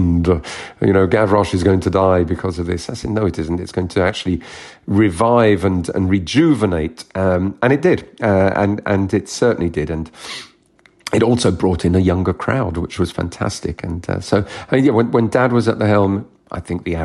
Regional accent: London, United Kingdom; also born or lived in Kent / France; I was born here, born in Kent and raised in South London.

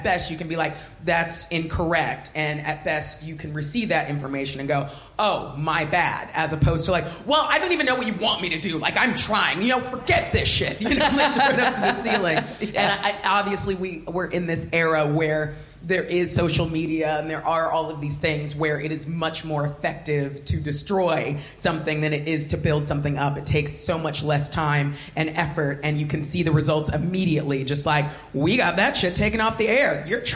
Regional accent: Southern California, United States; moved away as an adult; now in United Kingdom; I grew up fat my whole life, and I was black in Southern California in a white suburb

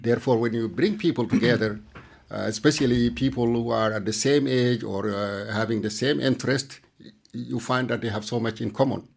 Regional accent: Mauritania; now in Denmark; I'm from Mauritania

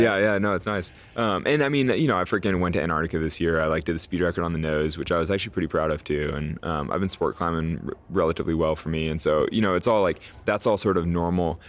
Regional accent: Sacramento, California, United States; I grew up sort of in a vacuum in Sacramento

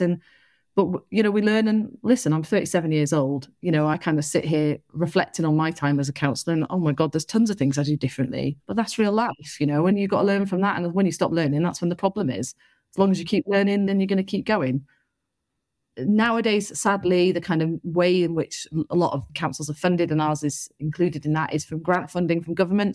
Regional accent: Salford, North West England, United Kingdom; moved away as an adult; also born or lived in Liverpool / Chester; now in Bristol, United Kingdom; I'm from Salford

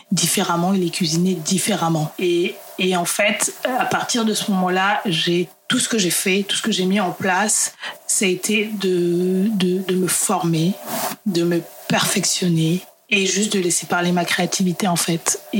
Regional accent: Central African Republic; dans mon cas, en tant que centrafricaine, si demain je vais en Centrafrique, je sais que je vais trouver des, recettes qui n'ont pas bougé.

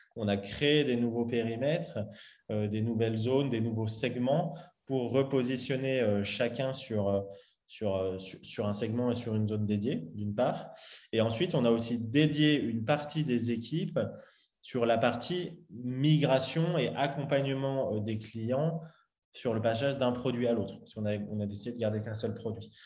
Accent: Lyon, Auvergne-Rhône-Alpes, France; j'ai grandi à Lyon

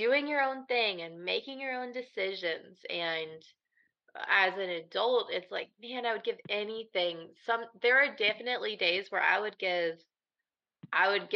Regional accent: Midwest, United States; I'm from the Midwest

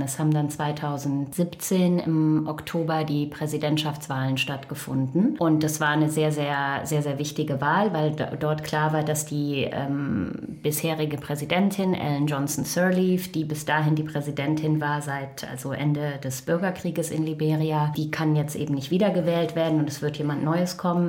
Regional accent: Krefeld, North Rhine-Westphalia, Germany; moved away as an adult; also born or lived in Düsseldorf / Costa Rica / United States; now in New York, United States; ich komme ursprünglich aus dem Rheinland, ähm, geboren in Düsseldorf und am Niederrhein aufgewachsen in Krefeld.

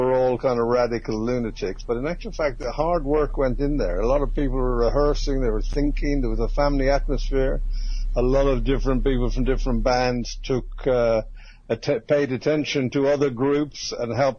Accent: Dublin, Leinster, Ireland; moved away as an adult; also born or lived in London; I came from Dublin

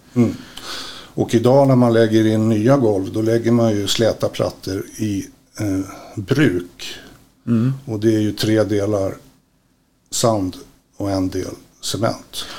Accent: Stockholm, Stockholm County, Sweden; now in Västerås, Sweden; uppvuxen i Stockholm, bor i Västerås.

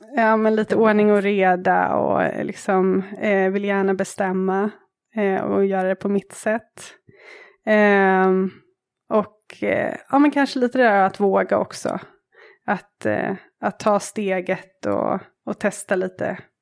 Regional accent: Täby, Stockholm County, Sweden; moved away as an adult; also born or lived in Dar es Salaam, Tanzania; now in Nairobi, Kenya; Jag växte upp i Täby med en syster och i en kärnfamilj med mamma och pappa

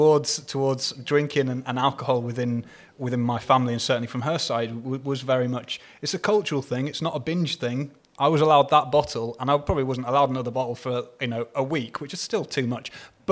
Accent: East of England, United Kingdom; I mean, again, I'm originally from Hertfordshire, but I lived here again much longer than I've not lived here.

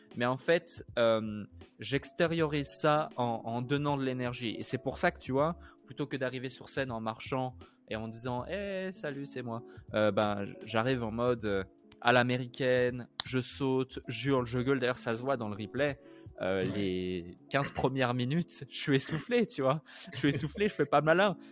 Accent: Switzerland; une ville où j'ai grandi en Suisse

